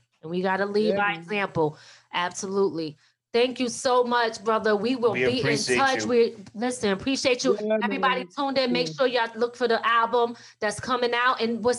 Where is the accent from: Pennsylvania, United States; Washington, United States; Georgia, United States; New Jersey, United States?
Pennsylvania, United States; Philadelphia; I'm not even originally from New York, though. I'm from Philly, like originally.